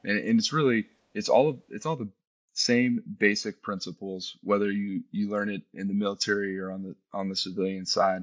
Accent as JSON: {"language": "English", "region": "Texas", "country": "United States", "tie": "born or raised there", "moved": "as an adult", "said": "we were able to move back to my hometown in, in Texas"}